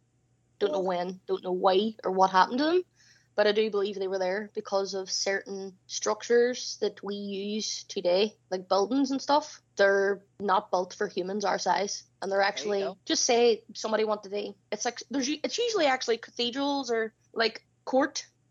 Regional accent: Ireland; Like I'm Irish and I don't even know the history of this stuff. Seriously, I'm really shit at being Irish.

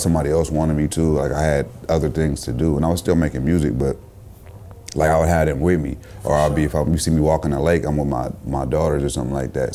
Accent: Richmond, California, United States; also born or lived in Oakland, California; I'm from the town, I'm from Richmond, I'm from these places. Like I lived in these places my whole life.

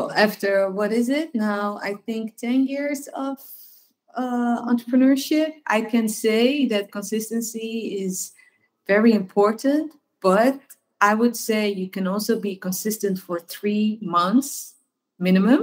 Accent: Amsterdam, North Holland, Netherlands; I'm born and raised in Amsterdam

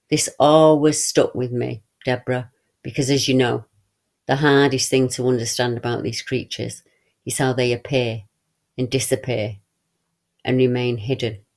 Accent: Rugeley, West Midlands, United Kingdom; I was brought up in Rugeley during the 1960s, which is very close to Cannock Chase in Staffordshire.

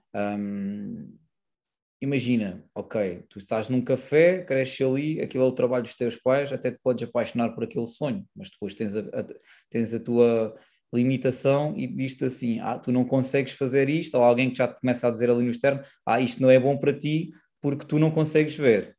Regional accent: Silves, Algarve, Portugal; sou do Algarve, mais propriamente de Silves

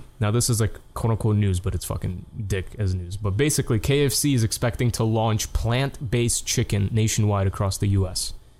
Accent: New York, United States; Like, you know, I'm a New Yorker with my coffee, you know.

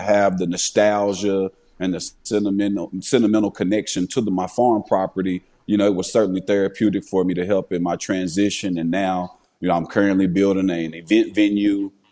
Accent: Paducah, Kentucky, United States; Paducah, my hometown, uh, Paducah, Kentucky

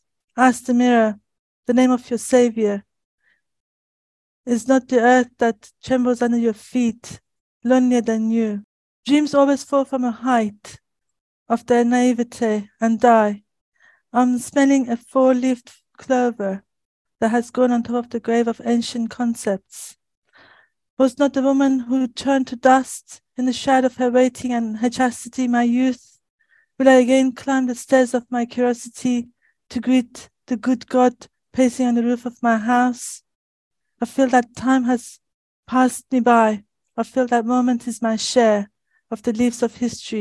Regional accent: Shiraz, Fars, Iran; moved away as an adult; now in United Kingdom; I was born in 1964 in Shiraz, Iran

